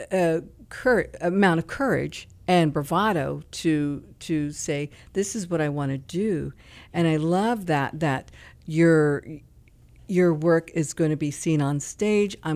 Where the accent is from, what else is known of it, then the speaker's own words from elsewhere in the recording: Tacoma, Washington, United States; moved away as an adult; also born or lived in New York; I grew up in Tacoma, Washington